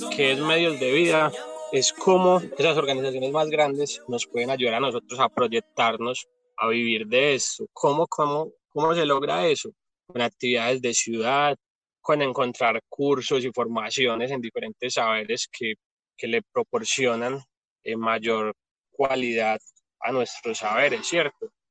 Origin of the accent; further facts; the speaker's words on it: Medellín, Antioquia, Colombia; Nací acá en Medellín, soy de la vereda La Loma